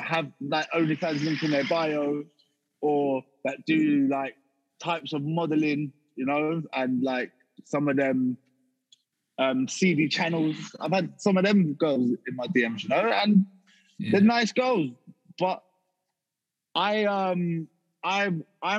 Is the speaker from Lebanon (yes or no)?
no; Harrow, London, United Kingdom; moved away as an adult; also born or lived in Salisbury; I come from like Harrow, South Harrow Way, which is near Norfolk, just up the A40.